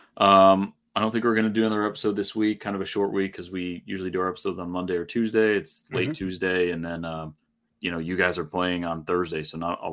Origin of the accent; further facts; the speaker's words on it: New England, United States; we're from New England